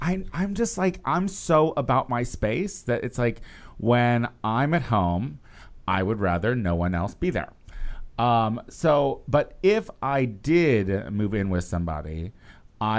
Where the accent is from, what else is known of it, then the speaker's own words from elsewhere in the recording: Midwest, United States; as a Midwesterner